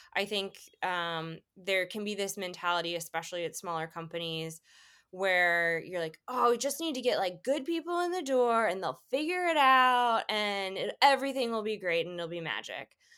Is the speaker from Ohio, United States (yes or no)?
no; Atlanta, Georgia, United States; moved away as an adult; also born or lived in Washington, D.C. / Boston; now in Chicago, United States; I grew up in Atlanta, went to an international school